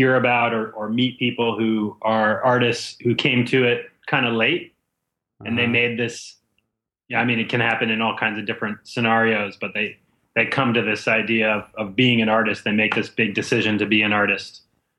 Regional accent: Boston, Massachusetts, United States; I grew up in Boston

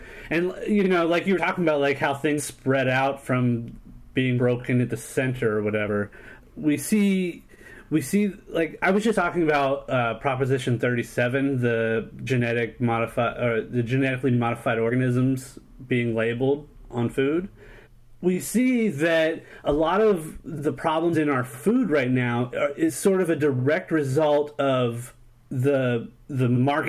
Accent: San Diego, California, United States; born there; People trip out when I tell them that I was born in San Diego.

